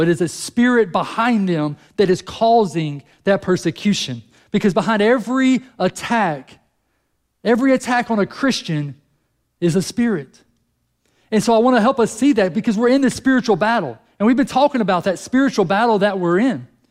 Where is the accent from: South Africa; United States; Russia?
United States; we're American